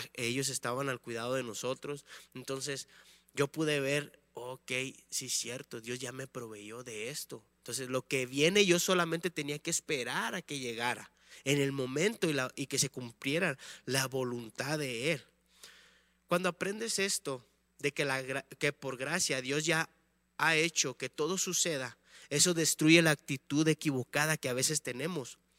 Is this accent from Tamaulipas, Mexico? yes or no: yes; Tamaulipas, Mexico; moved away as an adult; now in León, Mexico; somos de Tamaulipas, del estado de Tamaulipas